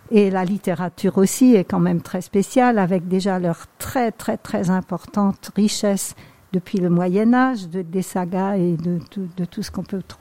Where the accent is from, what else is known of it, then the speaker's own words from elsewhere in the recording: Grand Est, France; accent: Alsatian; Oui, bon, euh, avec mon petit accent alsacien peut-être.